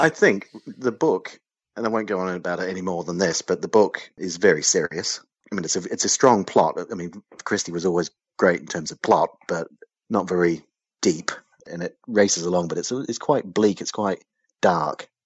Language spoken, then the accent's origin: English; New Zealand; I grew up in New Zealand